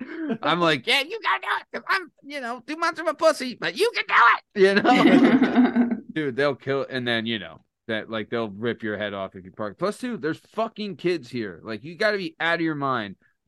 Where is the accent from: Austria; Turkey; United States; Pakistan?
United States; Lansdale, Pennsylvania; now in Montgomeryville, United States; I'm from Lansdale also.